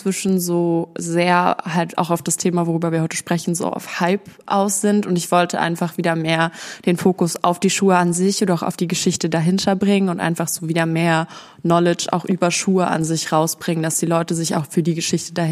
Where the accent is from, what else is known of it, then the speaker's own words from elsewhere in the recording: Berlin, Germany; now in Essen, Germany; Ich komme ursprünglich aus Berlin und bin vor zwei Jahren dann hier in den Ruhrpott gezogen, nach Essen. Und genau, ich ziehe jetzt auch bald wieder zurück.